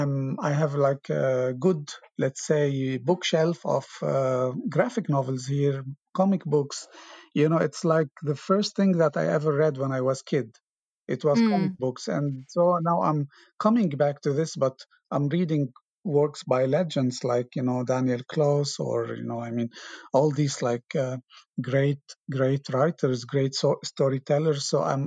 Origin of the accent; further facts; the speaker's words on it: Beirut, Beirut Governorate, Lebanon; English is a second language; now in Reykjavík, Iceland; I still read about that part of the history, like in the 80s, 70s, you know, Beirut, how was the social life there?